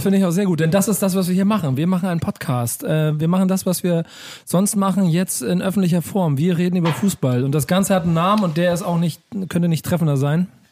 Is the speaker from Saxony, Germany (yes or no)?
no; Hamburg, Germany; gebürtiger Hamburger